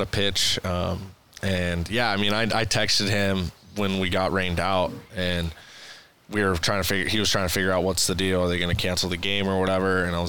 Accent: Houston, Texas, United States; I'm from Houston.

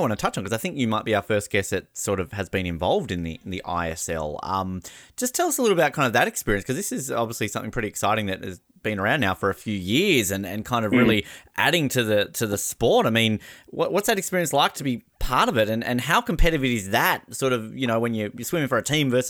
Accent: Tasmania, Australia; growing up in Tasmania

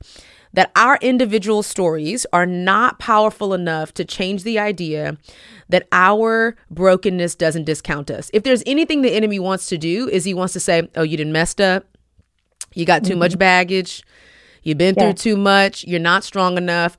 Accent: Houston, Texas, United States; that's my hometown

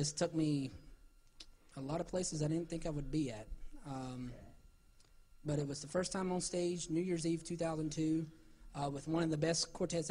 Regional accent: Salisbury, North Carolina, United States; born or raised there

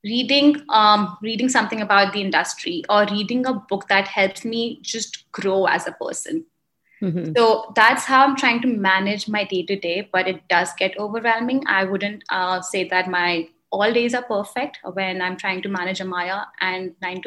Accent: India; moved away as an adult; also born or lived in Indiana, United States; now in Chicago, United States; I am an Indian immigrant. I moved here 10 years ago to pursue education

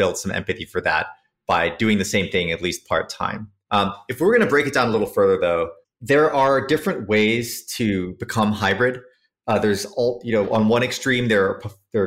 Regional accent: Switzerland; also born or lived in San Francisco; now in New York, United States; I grew up in Switzerland, came to the States because I loved American airplanes and wanted to work on those

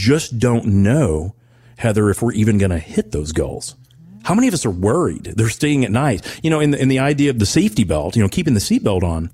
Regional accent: Owensboro, Kentucky, United States; when I was growing up in Owensboro

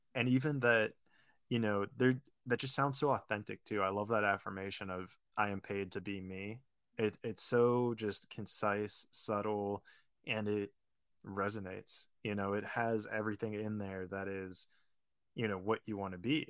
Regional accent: Pittsburgh, Pennsylvania, United States; moved away as an adult; also born or lived in Florida / California; I grew up in Pittsburgh, went to college in Florida.

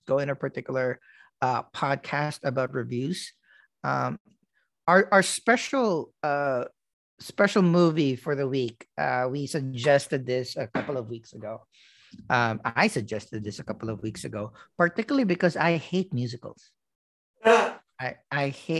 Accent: New York City, New York, United States; as a New Yorker

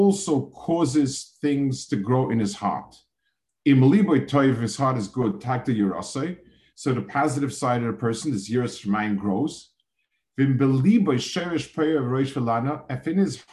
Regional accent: New York City, New York, United States; I grew up in a city. I grew up in Manhattan

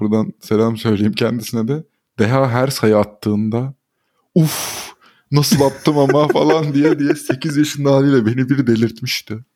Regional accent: Istanbul, Turkey; Bizim ortaokulumuz e, Galatasaray Spor Kulübü'nün Florya'daki e, kompleksine yakındı

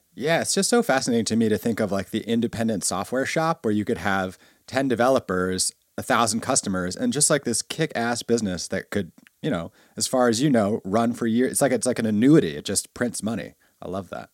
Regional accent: New York City, New York, United States; my whole high school experience in, uh, Bay Ridge, Brooklyn

